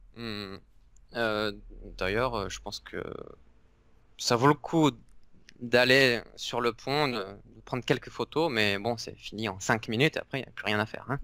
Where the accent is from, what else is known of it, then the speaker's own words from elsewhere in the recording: Pertuis, Provence-Alpes-Côte d'Azur, France; moi je suis originaire de Pertuis, qui est à côté d'Avignon